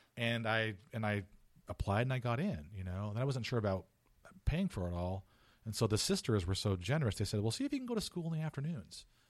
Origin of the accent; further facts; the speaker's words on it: Fullerton, California, United States; moved away as an adult; also born or lived in San Mateo, California; now in Chicago, United States; I was born in, in San Mateo, but I was raised in Orange County, Full, Fullerton, California